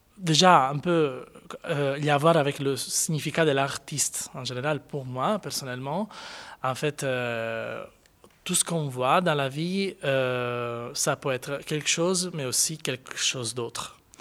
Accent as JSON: {"language": "French", "town": "Cagliari", "region": "Sardinia", "country": "Italy", "tie": "born or raised there", "also_born_or_lived": "Florence / Madrid", "moved": "as an adult", "lives_now": "Brussels, Belgium", "said": "à Cagliari, qui est ma ville natale"}